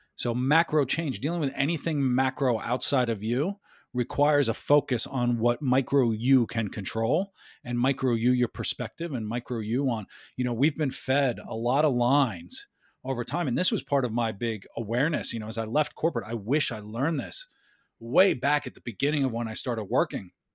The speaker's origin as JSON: {"language": "English", "town": "New York City", "region": "New York", "country": "United States", "tie": "born or raised there", "also_born_or_lived": "Westchester County / Washington, D.C.", "said": "I was born in the Bronx, uh, lived there for a, a bit. We moved out of the city"}